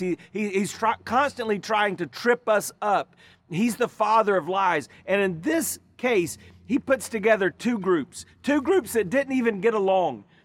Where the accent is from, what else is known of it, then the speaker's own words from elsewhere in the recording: United States; our nation